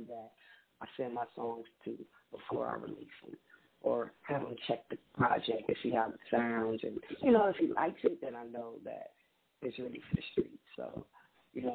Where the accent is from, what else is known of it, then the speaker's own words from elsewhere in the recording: Compton, California, United States; moved away as an adult; now in Texas, United States; We actually grew up in Compton. I'm not from LA. I'm more from Compton